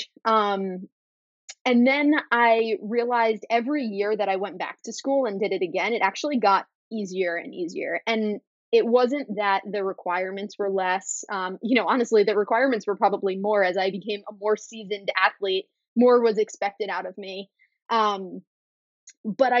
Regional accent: New York City, New York, United States; I'm born and bred in New York City. I grew up here

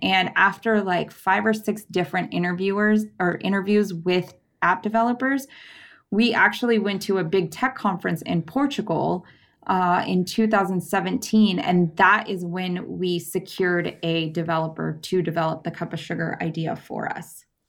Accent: San Diego County, California, United States; I grew up in San Diego County.

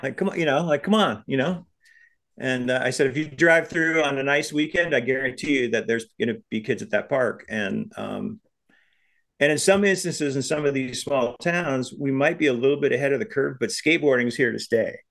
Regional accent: Big Sandy, Montana, United States; my hometown of Big Sandy

